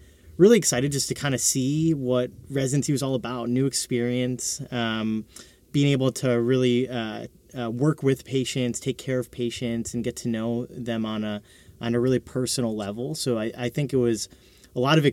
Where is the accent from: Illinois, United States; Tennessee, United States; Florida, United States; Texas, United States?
Illinois, United States; Chicago; Born and raised in Chicago